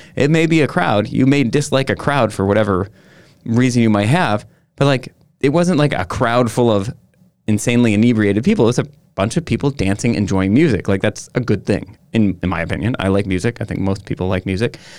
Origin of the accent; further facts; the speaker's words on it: Sister Bay, Wisconsin, United States; also born or lived in Chicago; my hometown